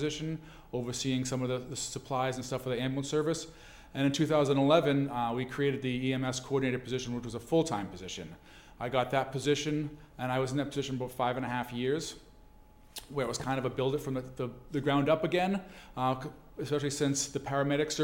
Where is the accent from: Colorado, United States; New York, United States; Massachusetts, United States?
Massachusetts, United States; Stoughton; I was born in Stoughton. My father was a firefighter. My grandfather on my mother's side was a firefighter. So even though I'm from Stoughton